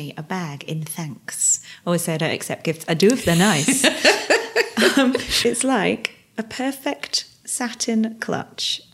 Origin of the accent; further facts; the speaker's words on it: England, United Kingdom; we're very English